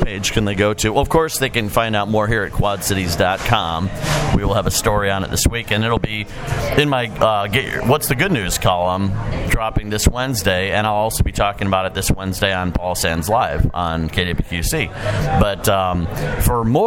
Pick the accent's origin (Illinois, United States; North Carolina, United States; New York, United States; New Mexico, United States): Illinois, United States; Chicago; I grew up in Chicago